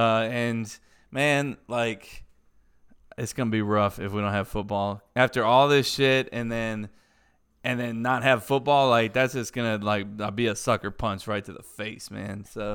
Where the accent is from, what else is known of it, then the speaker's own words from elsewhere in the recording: Pensacola, Florida, United States; I'm a Pensacola native. I'm from Pensacola